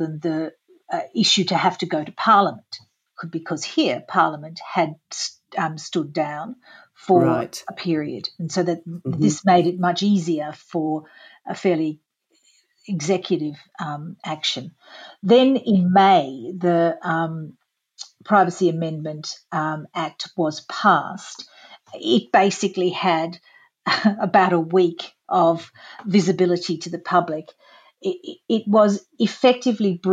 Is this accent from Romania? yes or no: no; Australia